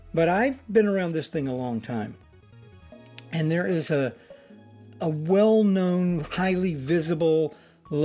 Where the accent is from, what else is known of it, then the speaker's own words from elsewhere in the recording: Alabama, United States; I grew up in Alabama